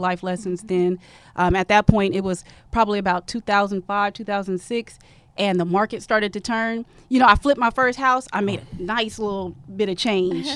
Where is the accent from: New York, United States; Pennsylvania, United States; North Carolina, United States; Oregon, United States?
Oregon, United States; moved away as an adult; a girl from Oregon